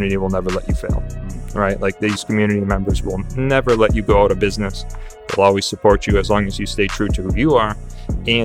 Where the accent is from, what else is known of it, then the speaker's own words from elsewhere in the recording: Salisbury, Massachusetts, United States; I grew up in this area, right? I grew up in Salisbury.